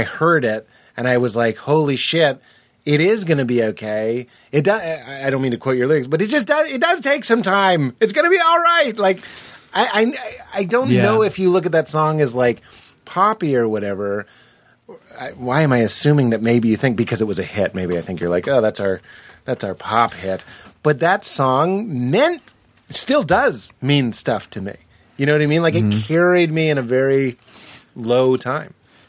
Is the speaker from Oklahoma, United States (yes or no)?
no; Boston, Massachusetts, United States; I had never considered myself from Boston. Like, I am from Boston, but like, when I got divorced, suddenly I was from Boston.